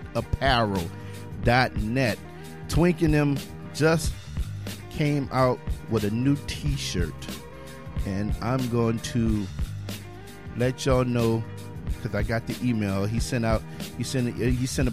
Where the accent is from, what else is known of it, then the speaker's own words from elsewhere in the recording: Louisiana, United States; now in Texas, United States; I'm from Louisiana